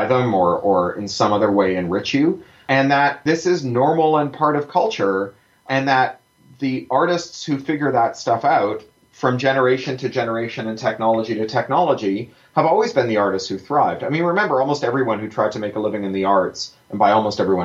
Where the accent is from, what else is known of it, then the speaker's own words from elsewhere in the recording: Canada; I'm a Canadian